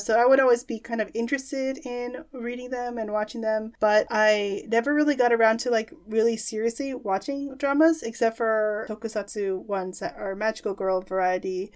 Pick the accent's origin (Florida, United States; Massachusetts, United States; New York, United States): New York, United States; New York City; moved away as an adult; now in Japan; I grew up in New York City